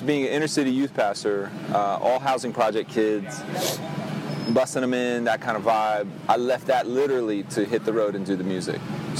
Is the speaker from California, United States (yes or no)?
no; Miami, Florida, United States; born there; Yeah, I was born in Miami, June 26, 1975, Miami-Dade Hospital. And while I didn't necessarily grow up here, you know, I'd be here for Christmases and all the family functions.